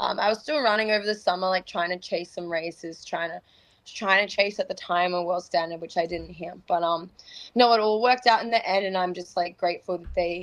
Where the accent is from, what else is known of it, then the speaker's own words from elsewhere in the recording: Australia; moved away; also born or lived in Florida, United States; in my own like home country